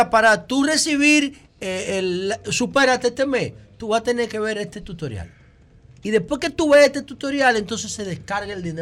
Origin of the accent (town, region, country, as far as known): Dominican Republic